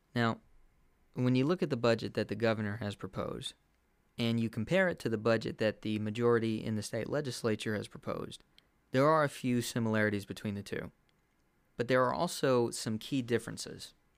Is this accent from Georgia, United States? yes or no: no; Kentucky, United States; the state of Kentucky, my home state